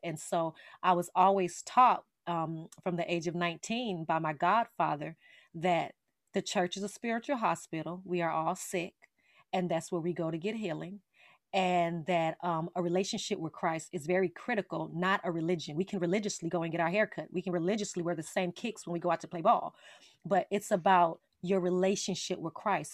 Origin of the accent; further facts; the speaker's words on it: Las Vegas, Nevada, United States; I am from Las Vegas, Nevada, born and raised